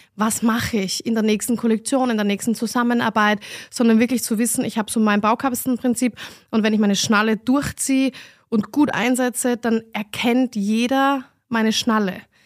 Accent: Vienna, Austria; moved away as an adult; now in Berlin, Germany; ich bin Wienerin

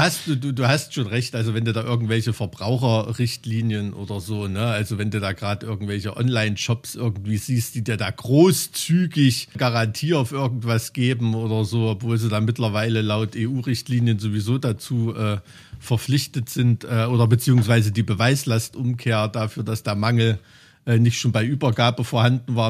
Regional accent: East Germany, Germany; in irgendeinem Plattenbau im Keller wie bei uns im Osten

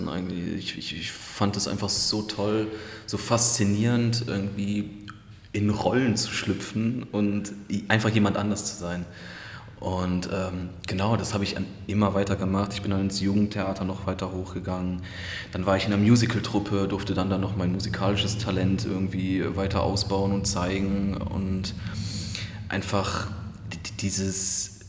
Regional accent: Krefeld, North Rhine-Westphalia, Germany; also born or lived in Düsseldorf; Also in Düsseldorf geboren, in Krefeld aufgewachsen und genau.

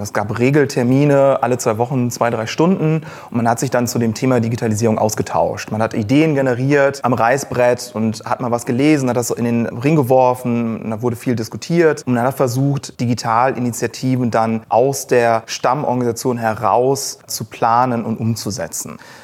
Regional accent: Cologne, North Rhine-Westphalia, Germany; moved away as an adult; gebürtiger Kölner, habe hier auch studiert

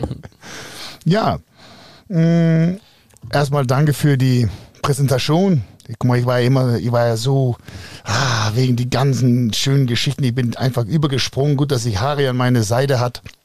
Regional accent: Denmark; moved away; ich bin ja ursprünglich Däne

